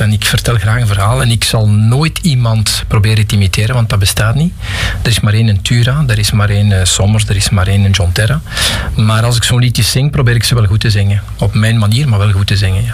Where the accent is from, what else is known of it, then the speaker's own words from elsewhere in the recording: Pajottenland, Flanders, Belgium; also born or lived in Geraardsbergen / Galmaarden / Forest, Brussels; now in Lot, Belgium; Dus ik ben iemand die uit Pajotland komt. Ik ben geboren in Gerardsbergen in 65. En ik heb toen nog eh, tot mijn 4, 5 jaar in Galmaarden gewoond